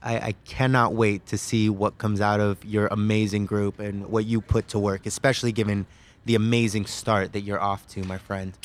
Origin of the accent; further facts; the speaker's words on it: California, United States; I hail from California, where I went to law school at the University of California, Davis.